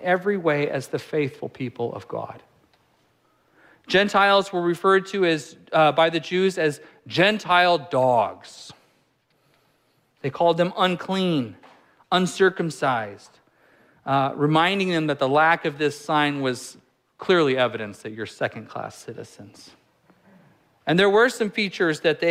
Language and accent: English; California, United States; moved away; I'm from California